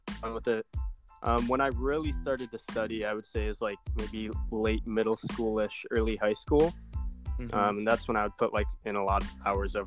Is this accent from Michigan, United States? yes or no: yes; Ann Arbor, Michigan, United States; I was born in Ann Arbor, the U of M hospital.